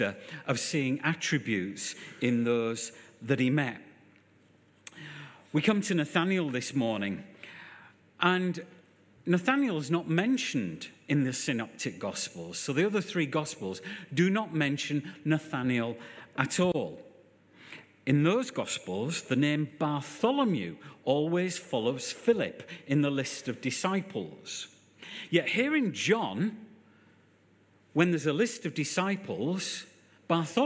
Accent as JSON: {"language": "English", "town": "Hull", "region": "Yorkshire and the Humber", "country": "United Kingdom", "moved": "yes", "lives_now": "Birmingham, United Kingdom", "said": "I'm from Hull."}